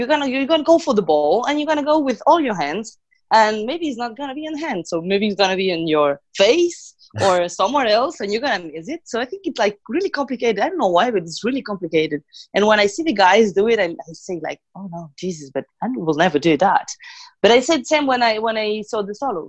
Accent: Galicia, Spain; English is a second language; moved away as an adult; now in Paris, France; I'm from Galicia at base.

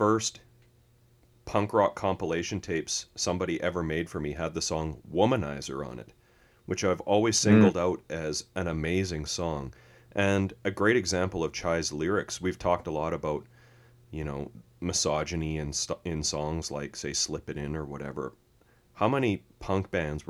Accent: Canada; we're Canadian

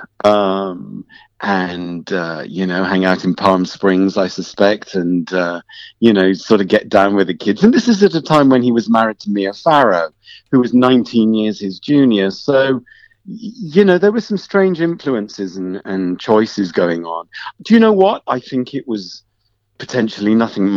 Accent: Wolverhampton, West Midlands, United Kingdom; I'm from Wolverhampton

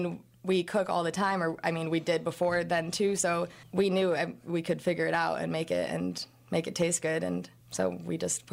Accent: Chicago, Illinois, United States; moved away as an adult; also born or lived in Texas; Yeah, and I'm from Chicago. I wanted to get out of the Midwest.

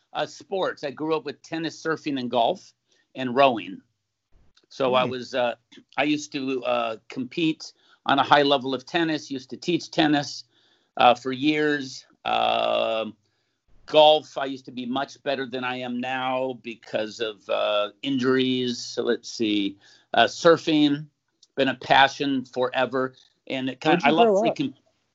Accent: San Diego, California, United States; moved away as an adult; also born or lived in San Jose; now in Newport Beach, United States; Grew up in San Diego in Point Loma, moved to Newport Beach in 1981, been here ever since.

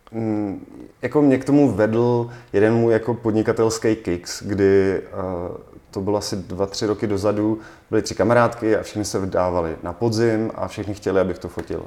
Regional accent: Litomyšl, Pardubice Region, Czechia; protože jsem z Litomyšle

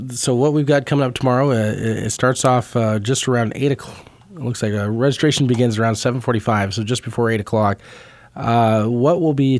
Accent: Kansas City, United States; Kansas City is my home city. I grew up in the southern part of the metro there

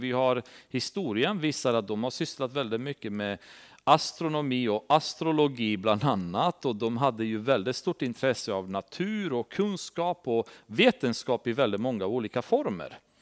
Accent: Transylvania, Romania; now in Sweden; Vi har Transsylvanien, där jag kommer ifrån

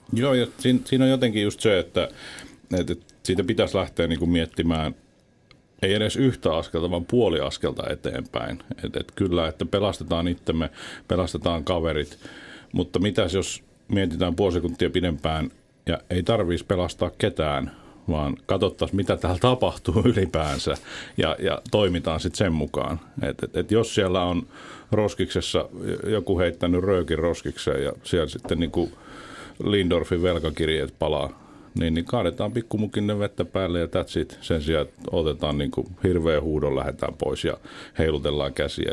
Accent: Kuopio, North Savo, Finland; moved away as an adult; also born or lived in Southern Finland; Mä oon syntynyt alkujaan Kuopiossa

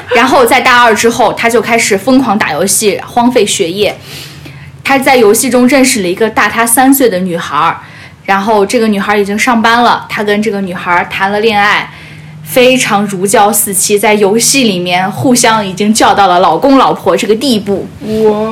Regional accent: Fujian, China; 我就是福建人

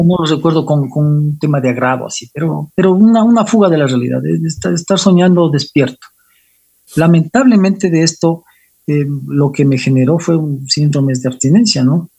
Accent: Quito, Pichincha, Ecuador; yo soy quiteño, nací hace 51 años

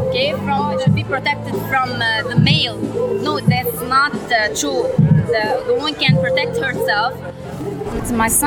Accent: Tripoli, North Lebanon, Lebanon; English is a second language; now in Beirut, Lebanon; I am from Tripoli, but I'm living in Beirut.

